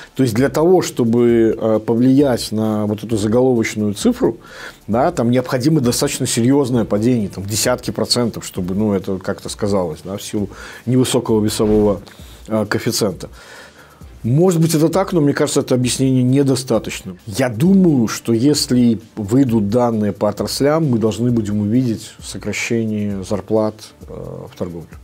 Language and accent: Russian; Belarus